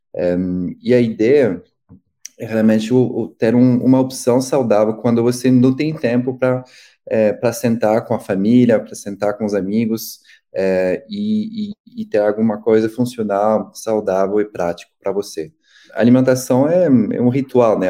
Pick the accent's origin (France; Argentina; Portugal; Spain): France; Paris, Île-de-France; Portuguese is a second language; moved away as an adult; also born or lived in Rio de Janeiro, Brazil; now in São Paulo, Brazil; Eu cresci, nasci e cresci em Paris